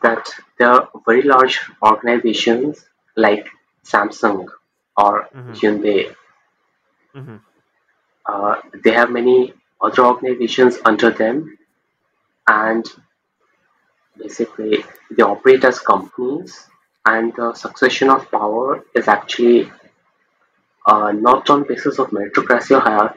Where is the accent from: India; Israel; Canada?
India; I'm from India, India